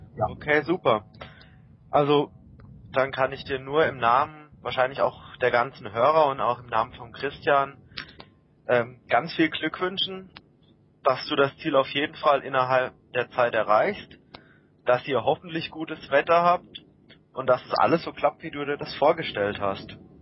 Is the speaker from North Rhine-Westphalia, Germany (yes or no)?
no; Baden-Württemberg, Germany; moved away; bin jetzt kein Kölner, ich komme auch aus Baden-Württemberg